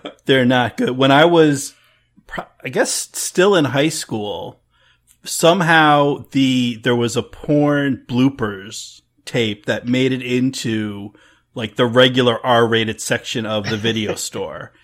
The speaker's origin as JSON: {"language": "English", "region": "New Jersey", "country": "United States", "tie": "born or raised there", "said": "I grew up in Central Jersey"}